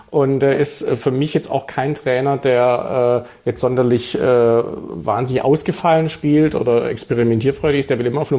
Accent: Hamburg, Germany; weil ich komme, wie gesagt, aus Hamburg

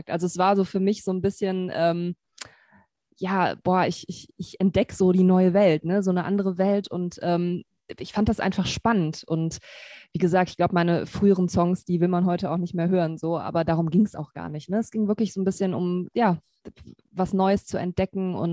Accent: Cologne, North Rhine-Westphalia, Germany; born there; now in Wermelskirchen, Germany; Singer-Songwriterin, ähm, komme gebürtig aus Köln, wohne im Moment so im Bergischen Land bei Wermelskirchen.

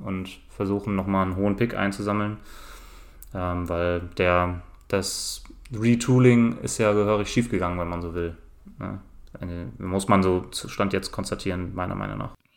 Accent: Cologne, North Rhine-Westphalia, Germany; Köln ist meine Heimatstadt

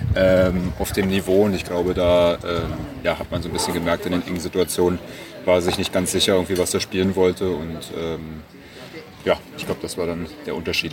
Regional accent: Berlin, Germany; born or raised there

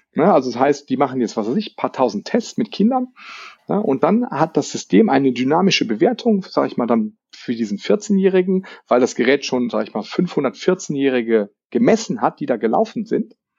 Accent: Lower Saxony, Germany; bei uns in Niedersachsen

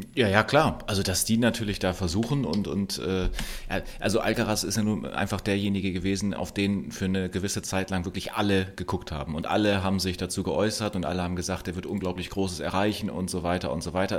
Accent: Germany; Wir, wir sind hier groß geworden in Deutschland

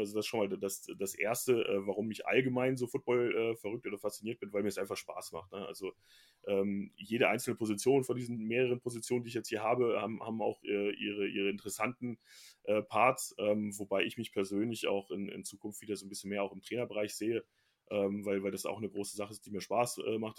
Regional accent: Braunschweig, Lower Saxony, Germany; also born or lived in Bielefeld; now in Frankfurt, Germany; mein Heimatverein bleiben, wo ich herkomme

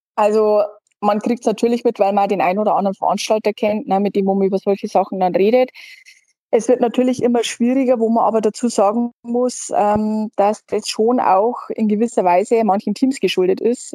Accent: Germany; bei uns in Deutschland

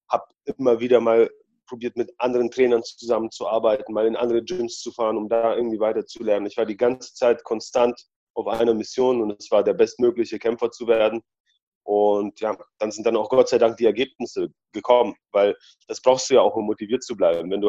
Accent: Germany; also born or lived in Poland; ich bin ja in Polen geboren und in Deutschland aufgewachsen. Dementsprechend trage ich auch zwei Herzen in meiner Brust.

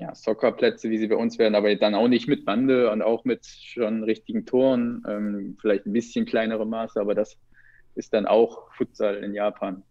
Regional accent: Kassel, Hesse, Germany; moved away; ich komme aus Nordhessen, aus Kassel, da ist ja bis heute nichts

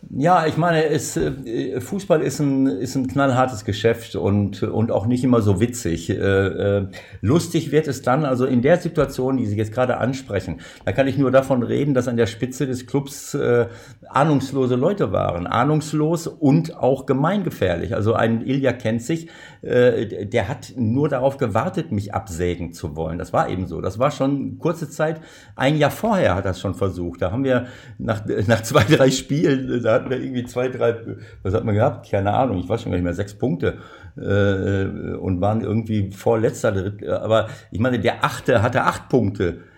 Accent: Germany; hier bei uns in Deutschland

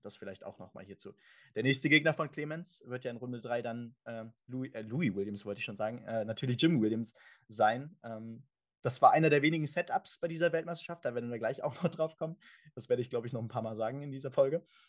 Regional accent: Germany; für uns natürlich auch als Deutsche

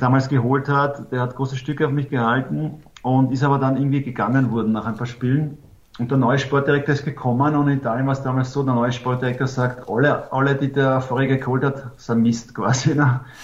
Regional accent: Austria; moved away as an adult; also born or lived in Italy; das haben wir in Österreich auch

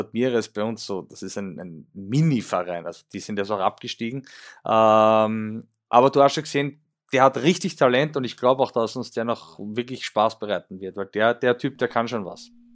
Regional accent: Austria; die Admira bei uns

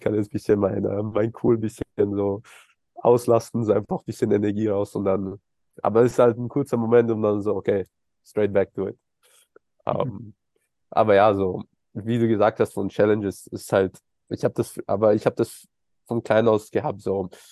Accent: Austria; moved away; also born or lived in Los Angeles, United States / Germany; ich als Österreicher

